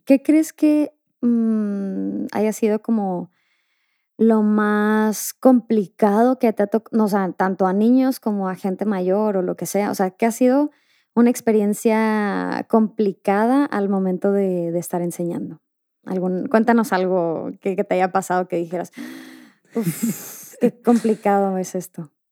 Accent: Mexico; now in Spain; yo crecí en México

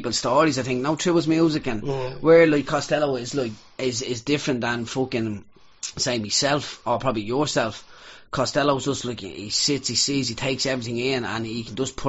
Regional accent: Ireland; we're Irish.

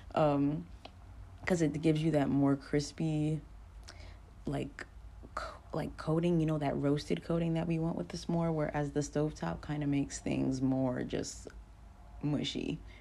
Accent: New York, United States; moved away as an adult; now in Fayetteville, United States; I'm a New Yorker

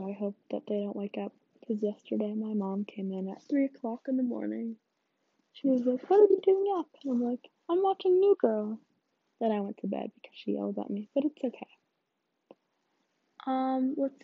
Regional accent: suburban Illinois, United States; I'm from Illinois. I'm not from country Illinois. I'm from suburban Illinois

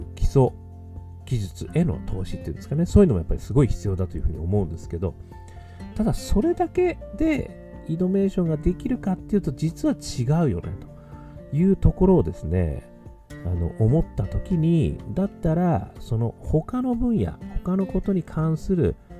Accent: Hokkaido, Japan; now in Tokyo, Japan; 北海道生まれ

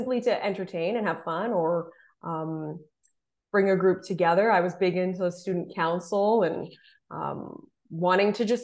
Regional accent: Southern Ontario, Canada; I'm from Southern Ontario

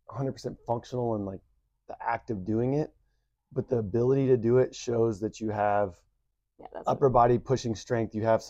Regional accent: Texas, United States; I come from Texas.

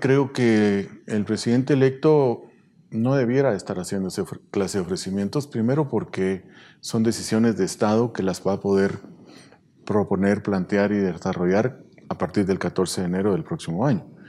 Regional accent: Guatemala; como guatemaltecos

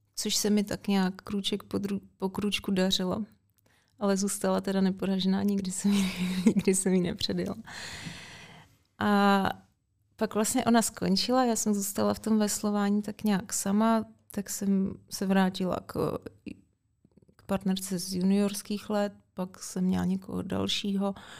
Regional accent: Děčín, Ústí nad Labem Region, Czechia; trenér v Děčíně, tenkrát odkud pocházím

